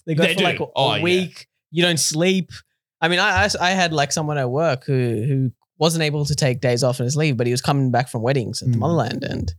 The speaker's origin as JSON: {"language": "English", "country": "Australia", "said": "I come from Australia."}